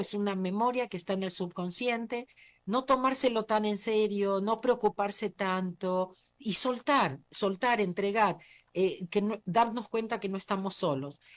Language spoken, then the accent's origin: Spanish; Argentina; moved away as an adult; also born or lived in United States; nací en la Argentina